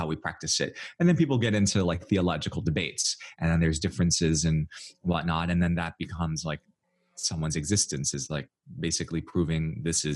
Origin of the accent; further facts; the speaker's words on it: United States; I'm Chinese American